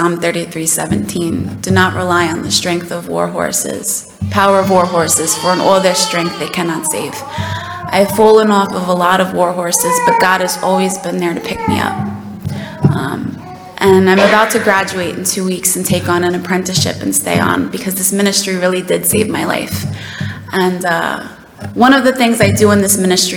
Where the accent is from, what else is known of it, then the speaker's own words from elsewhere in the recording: New York City, New York, United States; I don't know if you can tell by my accent, but I'm from a small town called South Queens. It's a borough